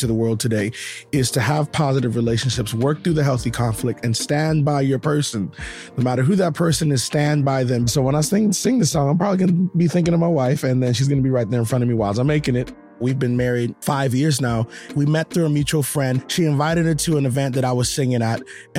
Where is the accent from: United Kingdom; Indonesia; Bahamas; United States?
Bahamas; I'm from Bahamas.